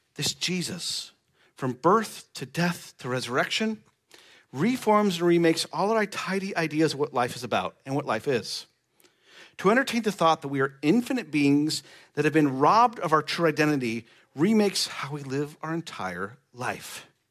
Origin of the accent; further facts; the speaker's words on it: Nebraska, United States; moved away; I'm from Nebraska